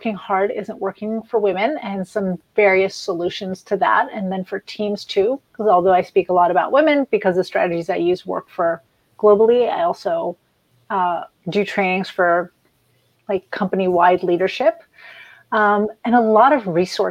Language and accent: English; France; now in United States; I grew up in France